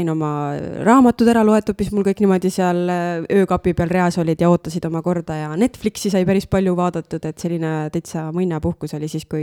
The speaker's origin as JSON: {"language": "Estonian", "region": "Tartu County", "country": "Estonia", "said": "mina olen Tartumaalt pärit ju, ma küll ei tea, et seal murrak"}